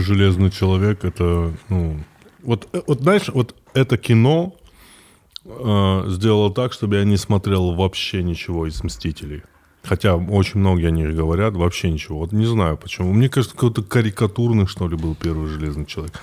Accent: North Ossetia–Alania, Russia; я из Осетии

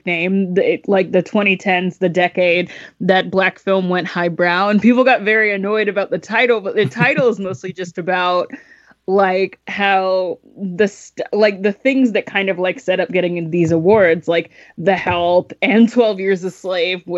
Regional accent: Georgia, United States; I'm from the South. And so we don't have any restaurants like that. Well, in Georgia, at least

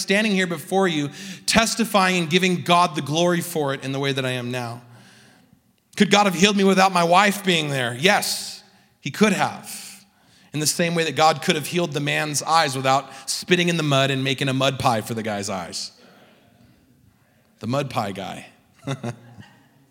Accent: Southern California, United States; I grew up in Southern California

